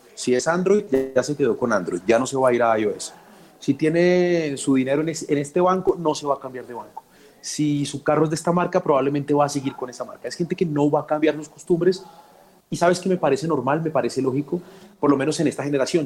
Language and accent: Spanish; Colombia; Soy un café colombiano, muy colombiano. En ningún lado soy tan feliz como soy aquí, en mi país.